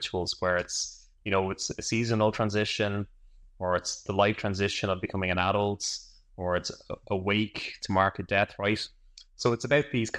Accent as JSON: {"language": "English", "country": "Ireland", "said": "I'm from Ireland"}